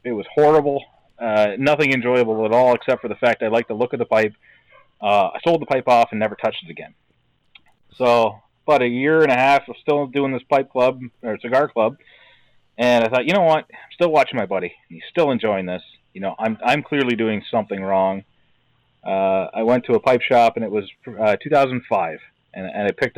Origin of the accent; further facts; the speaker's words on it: Brantford, Ontario, Canada; moved away as an adult; now in Wisconsin, United States; I actually grew up in Brantford, Ontario, in Canada